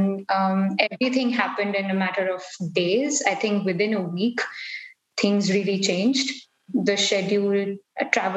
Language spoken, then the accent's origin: English; India; moved away as an adult; also born or lived in Vancouver, Canada; now in Austria; I'm originally from India